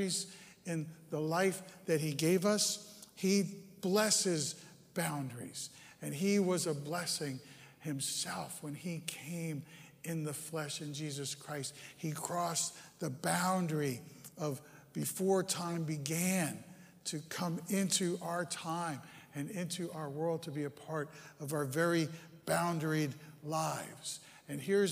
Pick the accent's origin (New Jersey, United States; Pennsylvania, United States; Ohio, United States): New Jersey, United States; Bergen County; moved away; I grew up in that upper right-hand corner there. It's Bergen County